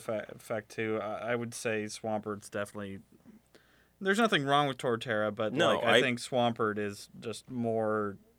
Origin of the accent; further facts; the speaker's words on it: United States; I'm an American